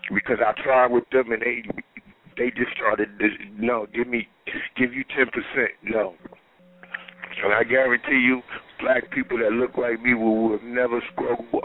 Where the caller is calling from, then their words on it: Atlanta, Georgia, United States; I'm calling from Atlanta, Georgia